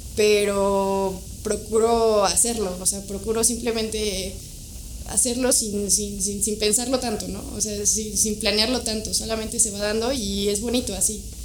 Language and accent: Spanish; Toluca, State of Mexico, Mexico; nací en Toluca